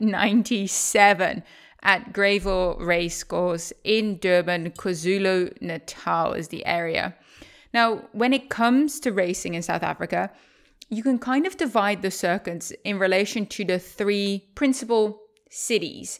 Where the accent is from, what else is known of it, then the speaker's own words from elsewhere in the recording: Netherlands; moved away as an adult; also born or lived in Maryland, United States; I'm currently in the Netherlands, my home country